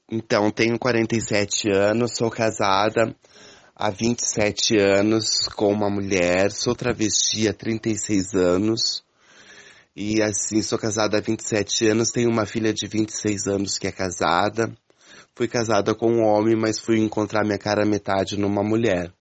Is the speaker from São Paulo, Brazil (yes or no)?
no; Cachoeira do Sul, Rio Grande do Sul, Brazil; moved away as an adult; now in Ponta Grossa, Brazil; sou natural de Cachoeira do Sul, Rio Grande do Sul, mas moro há 26 anos em Ponta Grossa, Paraná